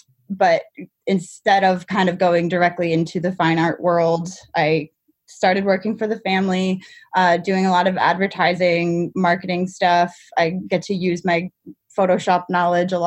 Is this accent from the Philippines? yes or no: no; New Hampshire, United States; I'm from New Hampshire.